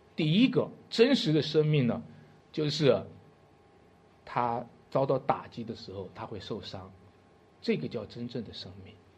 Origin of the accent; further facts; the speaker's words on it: China; 用我们中国人的话